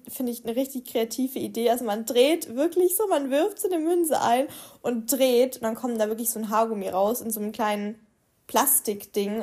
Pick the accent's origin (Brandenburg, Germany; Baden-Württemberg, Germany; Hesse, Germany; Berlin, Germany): Baden-Württemberg, Germany; Swabia; moved away; Bei uns im Schwabenland